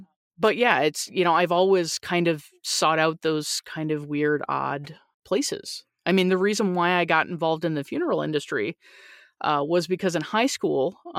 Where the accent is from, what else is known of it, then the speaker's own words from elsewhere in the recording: Newfoundland and Labrador, Canada; born there; because I was born in Newfoundland, Canada, and it's a very small place and people know people